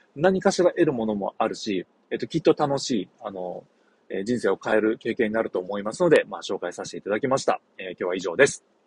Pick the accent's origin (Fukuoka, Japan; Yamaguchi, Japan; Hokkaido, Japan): Yamaguchi, Japan; Shimonoseki; 地元下関